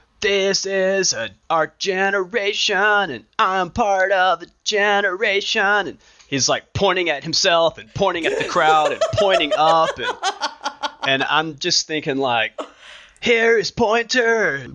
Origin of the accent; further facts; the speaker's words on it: the South, United States; now in Seattle, United States; I'm from the South.